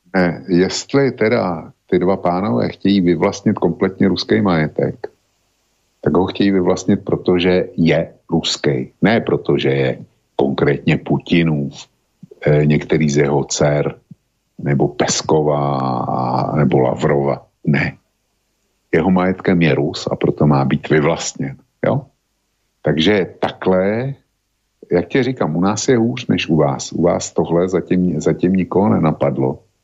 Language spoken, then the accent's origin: Czech; Bohemia, Czechia; u nás v Čechách nic takového neexistuje